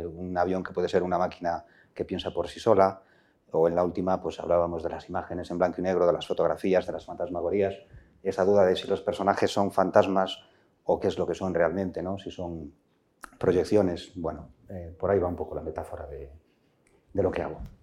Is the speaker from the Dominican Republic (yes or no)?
no; Villarejo de Órbigo, Castile and León, Spain; mi pueblo, Villarejo